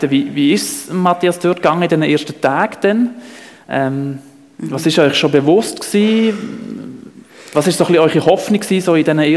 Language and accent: German; Switzerland; das war in der Sommerferienzeit natürlich auch bei uns in der Schweiz.